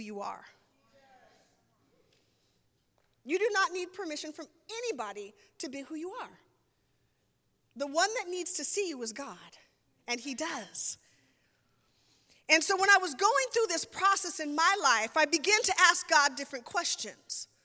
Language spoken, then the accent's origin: English; Seattle, Washington, United States; moved away; I'm from the Seattle area